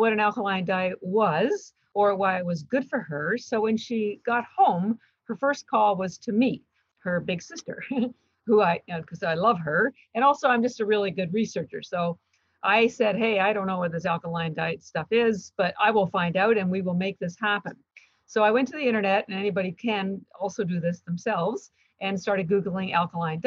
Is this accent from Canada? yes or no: yes; Canada; moved away as an adult; now in Boston, United States; I'm actually Canadian, although I've lived in Boston, Massachusetts for 33 years